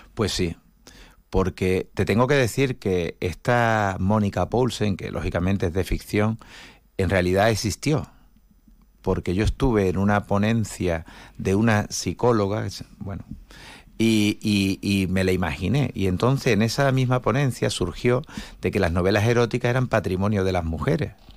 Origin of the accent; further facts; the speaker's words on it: Algeciras, Andalusia, Spain; moved away as an adult; now in Seville, Spain; Yo soy nacido en Algeciras en el año 62, tengo 61 años